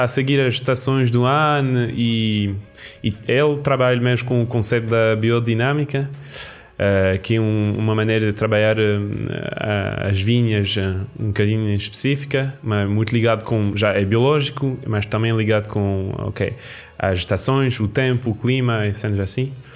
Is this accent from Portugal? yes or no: no; Roquefort region, Occitania, France; roquefort é da minha região, é da minha terra